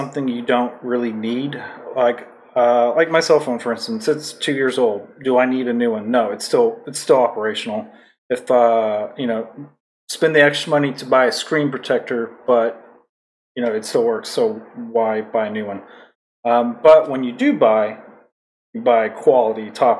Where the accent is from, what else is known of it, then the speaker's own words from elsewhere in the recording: Texas, United States; moved away as an adult; also born or lived in Japan; now in Hawaii, United States; I was born in Texas, and I grew up